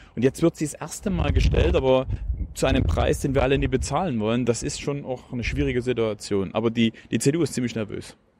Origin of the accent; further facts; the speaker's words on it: Plauen, Saxony, Germany; Ich bin in Plauen im Vogtland geboren.